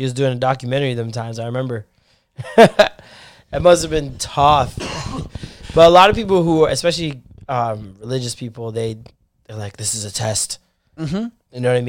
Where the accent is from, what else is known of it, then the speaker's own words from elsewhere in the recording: Ontario, Canada; people in Canada, outside of Ontario, talk about us like we're American.